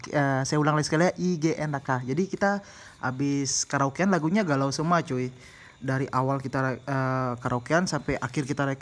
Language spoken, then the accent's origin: Indonesian; Denpasar, Bali, Indonesia; kita orang Denpasar, saya sendiri orang Denpasar, Ajeng orang Denpasar